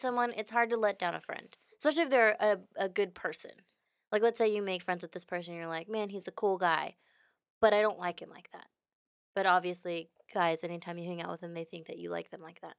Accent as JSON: {"language": "English", "town": "Houston", "region": "Texas", "country": "United States", "tie": "born or raised there", "said": "I'm from Houston, born and raised"}